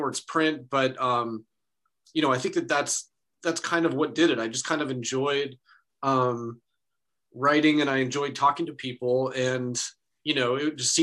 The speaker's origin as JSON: {"language": "English", "town": "Anchorage", "region": "Alaska", "country": "United States", "tie": "born or raised there", "said": "I grew up in Anchorage, Alaska"}